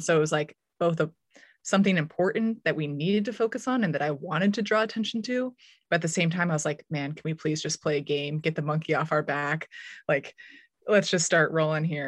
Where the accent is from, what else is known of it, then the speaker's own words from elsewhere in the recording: Menlo Park or Palo Alto, California, United States; moved away as an adult; also born or lived in Durham, North Carolina / Lawrence, Kansas; my hometown in Menlo Park or Palo Alto